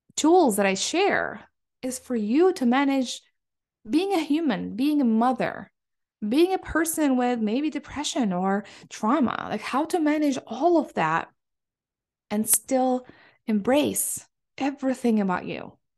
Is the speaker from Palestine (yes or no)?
yes; Palestine; moved away as an adult; now in Michigan, United States; I come from Palestine